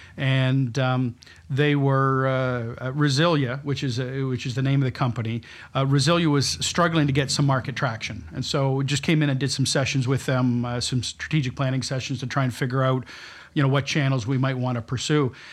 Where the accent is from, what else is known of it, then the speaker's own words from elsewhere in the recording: London, Ontario, Canada; moved away as an adult; also born or lived in Toronto / Tokyo / New York; now in New Brunswick, Canada; my family's from New Brunswick, but I was brought up in London, Ontario